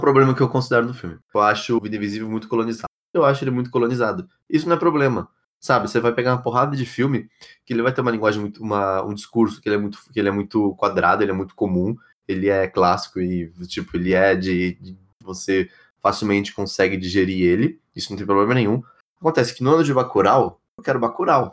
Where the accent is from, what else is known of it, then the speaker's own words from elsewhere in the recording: São Paulo, Brazil; also born or lived in Ribeirão Preto / São Carlos; eu sou paulista, eu sempre vivi a maioria das minhas. Né, aliás, sempre vivi a minha vida sempre em cidades assim, no centro de cidade principalmente, é, seja aqui, seja em Ribeirão Preto, seja em São Carlos